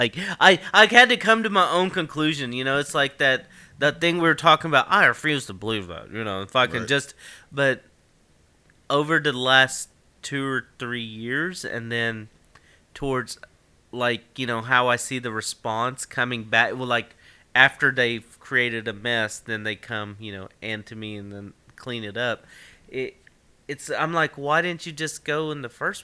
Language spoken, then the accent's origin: English; Ashland, Kentucky, United States; accent: Kentucky; I grew up in Ashland